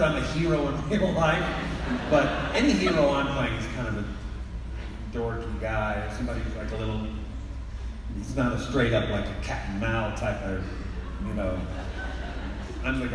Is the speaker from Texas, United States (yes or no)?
yes; Texas, United States; I grew up in Texas